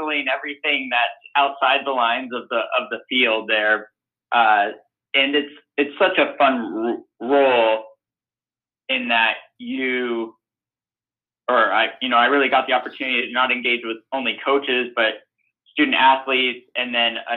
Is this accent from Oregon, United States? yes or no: yes; Portland, Oregon, United States; also born or lived in Los Angeles, California / Seattle, Washington; I grew up here in Portland, Oregon